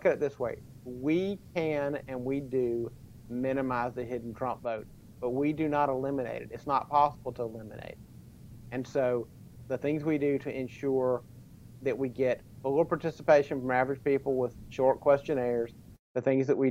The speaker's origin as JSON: {"language": "English", "region": "South Carolina", "country": "United States", "tie": "born or raised there", "said": "I grew up in South Carolina"}